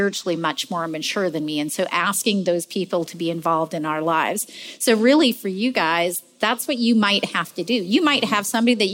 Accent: Canada; moved away as an adult; now in United States; as a woman who'd come to this country, I'm from Canada. I just immigrated here

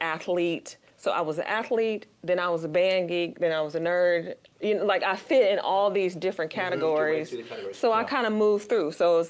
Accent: Joliet, Illinois, United States; I grew up in Joliet, Illinois, outside of Chicago, about 35 minutes outside of the city. And grew up into a very large family.

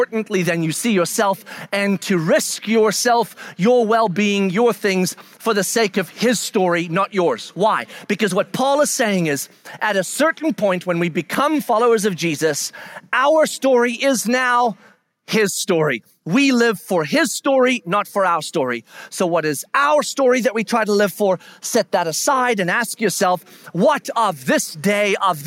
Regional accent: United States; we are American, meaning Western

